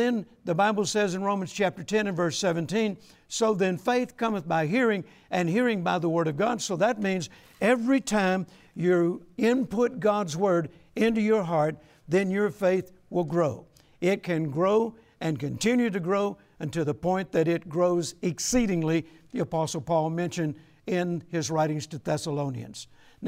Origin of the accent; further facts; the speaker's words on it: Shreveport, Louisiana, United States; my hometown of Shreveport, Louisiana